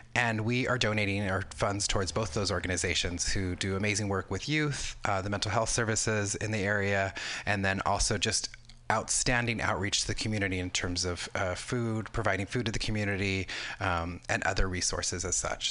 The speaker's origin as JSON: {"language": "English", "region": "Southern California", "country": "United States", "tie": "born or raised there", "said": "I grew up in Southern California."}